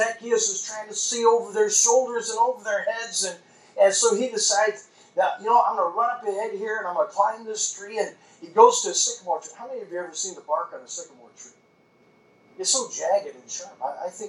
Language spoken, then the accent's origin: English; United States; I grew up on Lake Michigan